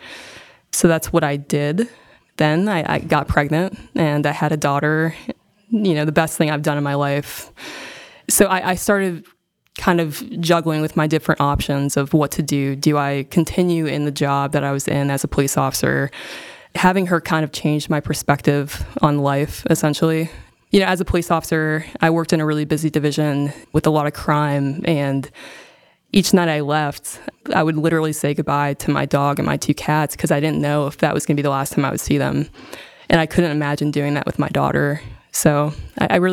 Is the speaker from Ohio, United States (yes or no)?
yes; North Canton, Ohio, United States; moved away as an adult; also born or lived in Charlotte, North Carolina; now in Davidson, United States; I grew up in North Canton, Ohio.